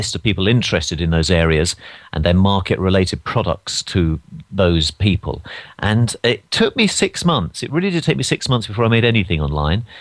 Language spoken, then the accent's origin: English; London, United Kingdom; moved away as an adult; now in United States; I'm from London